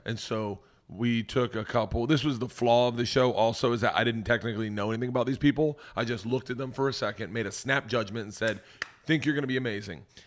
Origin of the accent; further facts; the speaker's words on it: the South, Florida, United States; moved away as an adult; also born or lived in New York; I grew up in the South